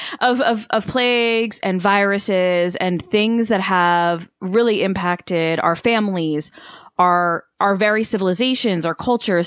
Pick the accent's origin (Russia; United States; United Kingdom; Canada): United States; as much as my ancestry is Italian and I'm so proud of that and connected to it, I'm, I'm American